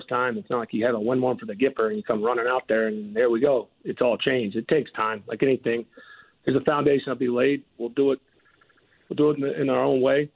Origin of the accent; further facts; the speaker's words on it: Southeast, United States; now in Atlanta, United States; I'm from the Southeast